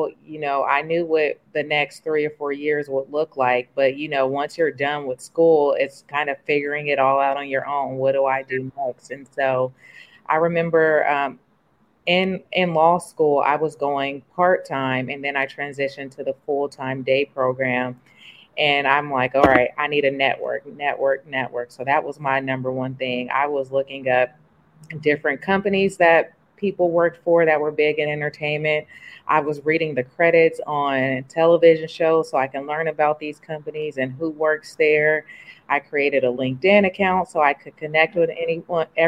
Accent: the Bay Area, California, United States; moved away as an adult; also born or lived in New York; I'm from the Bay, so I thought I wanted to move back home to California

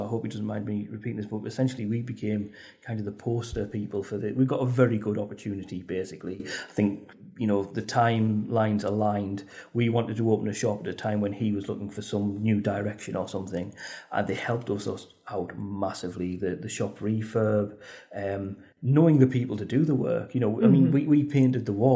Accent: Spennymoor, North East England, United Kingdom; It's actually established in my hometown of Spennymoor

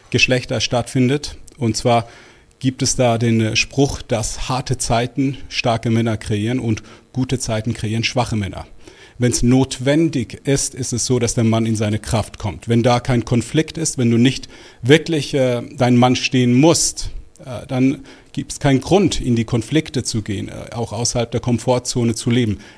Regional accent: Switzerland; Ich bin aber tatsächlich in der Schweiz geboren und aufgewachsen. Alles in allem waren das gute 44 Jahre meines Lebens.

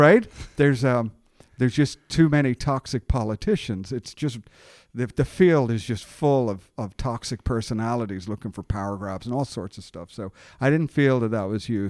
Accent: Dublin, Leinster, Ireland; now in Richmond, United States; I'm a Dublin, Ireland native

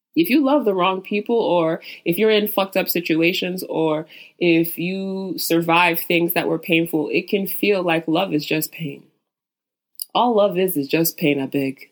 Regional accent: Nigeria; as a Nigerian

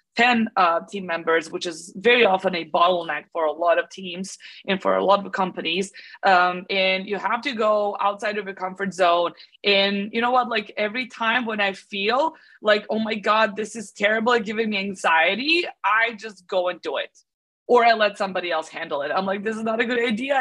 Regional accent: Belgrade, Serbia; So I'm born and raised in Belgrade in Serbia

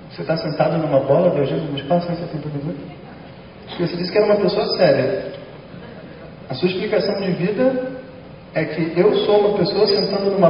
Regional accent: Rio de Janeiro, Brazil; Eu moro no Rio de Janeiro que é onde eu nasci, e eu acho que uma pessoa deve viver onde ela nasceu.

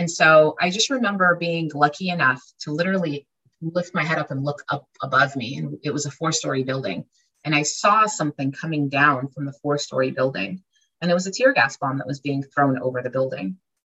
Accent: Jerusalem, Jerusalem District, Israel; born there; And it says Israel. And I was born in Jerusalem. And so, it's a beautiful place.

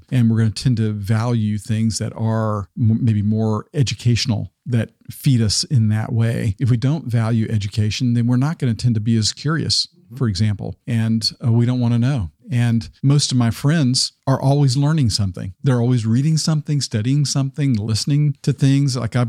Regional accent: Arkansas, United States; You know, I grew up in Arkansas, which tended to be in the corner of the state, tended to be very Republican.

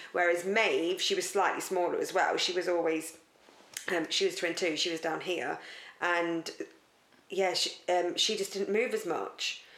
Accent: United Kingdom; we're very British

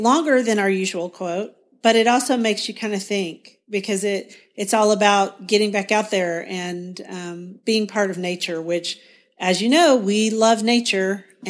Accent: Guthrie, Oklahoma, United States; from Guthrie, Oklahoma.

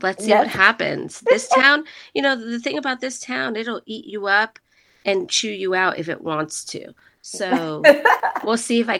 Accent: New Jersey, United States; also born or lived in Puerto Rico / New York / Connecticut / Florida; now in Asheville, United States; I am definitely not from Asheville, and I consider myself being from New Jersey, even though I have officially not lived in New Jersey for more than half my life, but that's where I grew up. So that's where I consider myself to be from. But I have lived in many places, New York, Connecticut, Florida

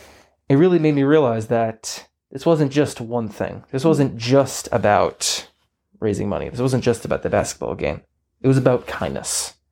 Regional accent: Garden City, United States; I think I've had so many great opportunities, living here, going through the great sports programs, starting when I was like 5 through like Little League and Centennial Soccer

